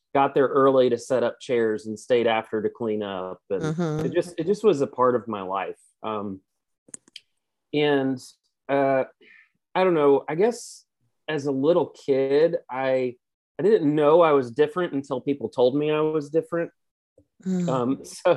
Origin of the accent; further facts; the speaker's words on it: Cartersville, Virginia, United States; I grew up in rural Virginia, a tiny little town called Cartersville